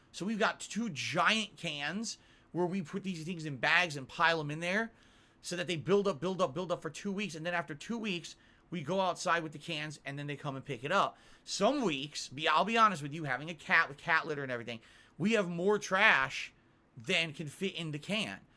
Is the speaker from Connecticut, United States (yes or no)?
yes; Connecticut, United States; moved away; I come from Connecticut.